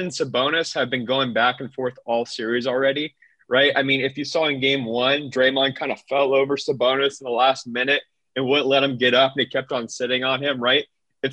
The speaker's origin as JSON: {"language": "English", "town": "Sacramento", "region": "California", "country": "United States", "tie": "born or raised there", "also_born_or_lived": "Walnut Creek, California", "said": "I am from Sacramento. Okay, I was born in Walnut Creek in the East Bay area, but I went to high school in Sacramento. I went to school in Sacramento."}